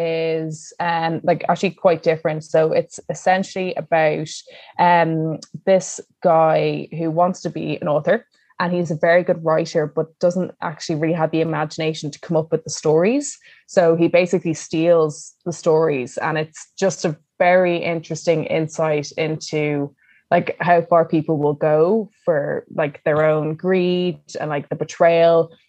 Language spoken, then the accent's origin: English; Ireland; we're very uncomfortable with feelings as Irish people